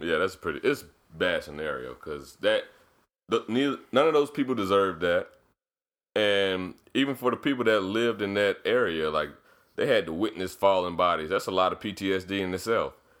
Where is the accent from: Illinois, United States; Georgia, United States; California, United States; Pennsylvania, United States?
Georgia, United States; Decatur; I grew up in Decatur.